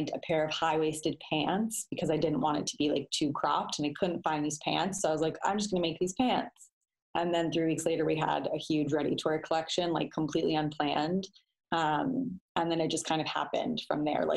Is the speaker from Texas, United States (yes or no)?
no; Denver, Colorado, United States; now in Los Angeles, United States; I'm from Denver